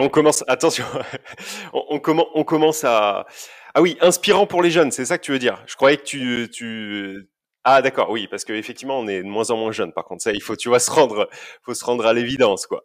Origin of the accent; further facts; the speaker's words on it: Basque Country, Nouvelle-Aquitaine, France; now in Auvergne-Rhône-Alpes, France; Je suis euh, originaire du Pays Basque